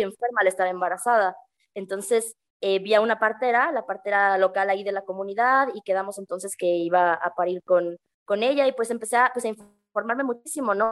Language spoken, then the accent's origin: Spanish; Mexico City, Mexico; moved away as an adult; also born or lived in Peru; now in San Cristóbal de las Casas, Mexico; yo crecí en la Ciudad de México